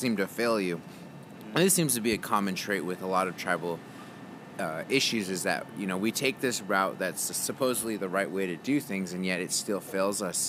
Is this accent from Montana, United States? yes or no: no; Phoenix, Arizona, United States; I'm from Phoenix, and I grew up in Phoenix